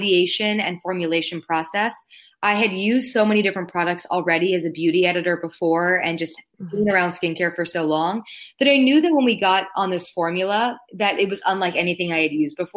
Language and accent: English; Palos Verdes, California, United States; moved away; I grew up in Southern California with the ocean as my backyard, which I now realize I took for granted because I don't live next to the ocean anymore. But growing up, I grew up in a place called Palos Verdes.